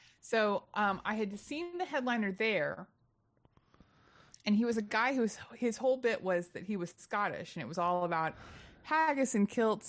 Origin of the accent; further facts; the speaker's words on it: Louisiana, United States; accent: Louisiana; He's doing an accent that is actually kind of like my home accent. It's from Louisiana.